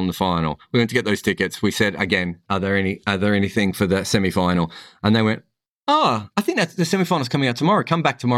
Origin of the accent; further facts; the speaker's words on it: Melbourne, Victoria, Australia; I grew up in Melbourne, so I grew up with a lot of Sri Lankan guys